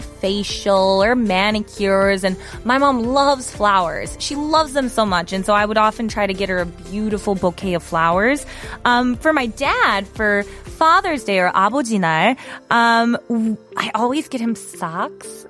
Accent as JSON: {"language": "English", "country": "United States", "said": "As an American"}